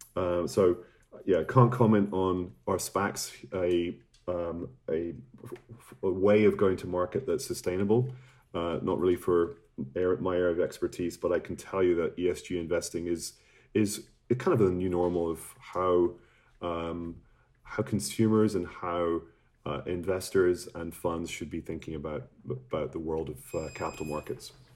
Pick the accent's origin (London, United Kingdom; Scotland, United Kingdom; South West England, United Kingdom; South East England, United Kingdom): Scotland, United Kingdom; I'm from Scotland